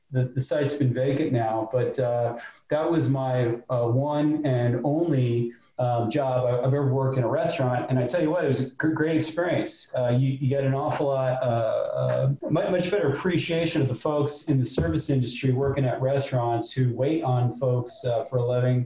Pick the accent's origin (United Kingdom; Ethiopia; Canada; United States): United States; North Palm Beach, Florida; also born or lived in Miami; I grew up in Ju- Juno Isles Boulevard, um, and I, I, was cutting lawns at the age of, of 10